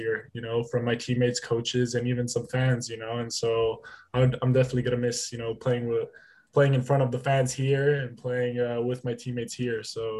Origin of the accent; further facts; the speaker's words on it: North Dakota, United States; I can't really say anything because I'm from North Dakota.